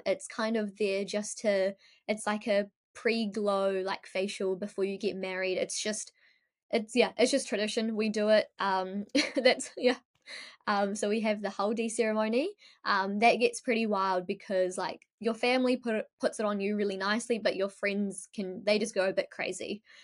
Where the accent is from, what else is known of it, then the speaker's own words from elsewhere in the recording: Ahmedabad, Gujarat, India; now in New Zealand; I'm from Ahmedabad, so it's a very Ahmedabad thing